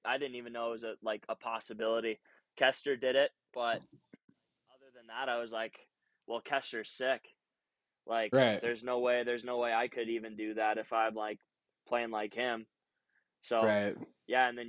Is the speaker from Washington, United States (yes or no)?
no; Waconia, Minnesota, United States; moved away as an adult; also born or lived in Ogden, Utah; now in Utah, United States; I grew up in Waconia